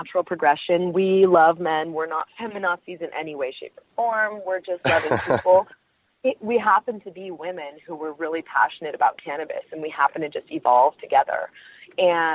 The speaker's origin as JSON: {"language": "English", "area": "Bay Area", "region": "Northern California", "country": "United States", "said": "I'm from the Bay Area. I'm a Northern California girl."}